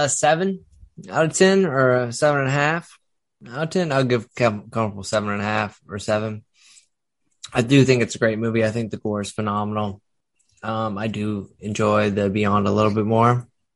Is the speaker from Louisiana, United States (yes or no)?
yes; near Mamou, Louisiana, United States; I grew up near Mamu, so I understand that, like, type of aspect where it's very, like, you all have a church that everybody goes to.